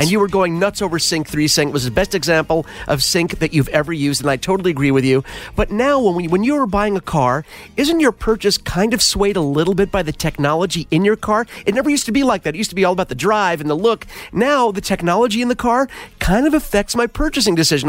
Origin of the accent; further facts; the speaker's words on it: East Coast, United States; now in Los Angeles, United States; growing up on the East Coast in the mountains